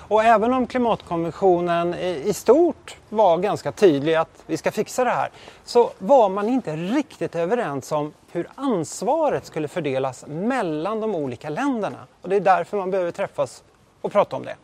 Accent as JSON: {"language": "Swedish", "country": "Sweden", "moved": "yes", "said": "hem till Sverige"}